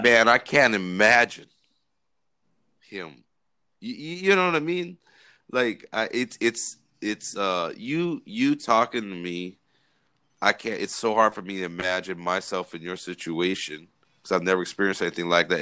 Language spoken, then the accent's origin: English; California, United States; we grew up in California